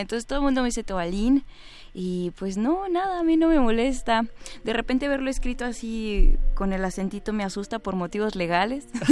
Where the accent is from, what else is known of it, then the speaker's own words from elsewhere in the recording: Mexico City, Mexico; yo soy chilanga ah, ni, uno ni otro. Nací en el centro y pues nada he ido tenido la oportunidad de visitar todos los lugares, pero siento que nada me define más que la Ciudad de México